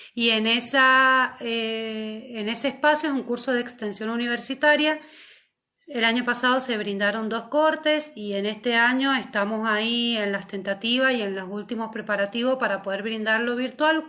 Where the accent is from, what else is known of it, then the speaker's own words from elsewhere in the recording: Mendoza, Argentina; para quienes somos de fuera de Buenos Aires, en este caso yo soy de Mendoza